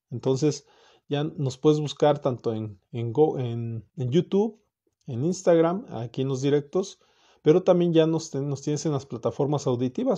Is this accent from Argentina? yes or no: no; Mexico; also born or lived in Morelia, Michoacán; Como, como mexicano, como, como persona que vive aquí en Morelia